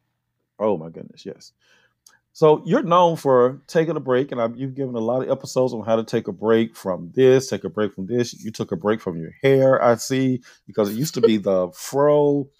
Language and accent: English; Philadelphia, Mississippi, United States; now in Atlanta, United States; I'm from Philadelphia very rural Philadelphia, Mississippi.